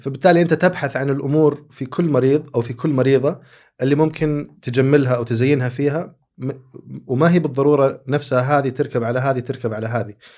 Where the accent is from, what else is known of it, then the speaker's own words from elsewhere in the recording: Saudi Arabia; عندنا ك... كسعوديين